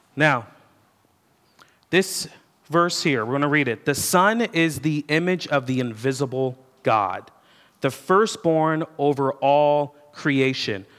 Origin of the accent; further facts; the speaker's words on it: United States; I'm an American